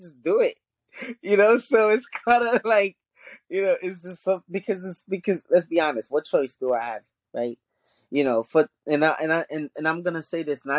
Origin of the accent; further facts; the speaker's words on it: New York City, New York, United States; first language Haitian Creole; English is a second language; also born or lived in Haiti; We grew up in Brooklyn